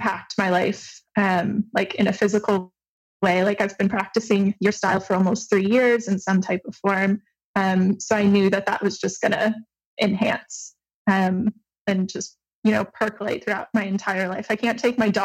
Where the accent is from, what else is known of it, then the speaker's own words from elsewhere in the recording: Michigan, United States; now in Montreal, Canada; I'm originally from Michigan, but I'm currently living in Montreal, Canada